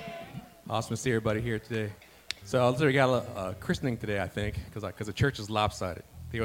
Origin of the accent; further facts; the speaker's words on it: Washington, District of Columbia, United States; moved away as an adult; now in Cecil County, Maryland, United States; I've been here 16 years. I was born and raised in Washington, D.C.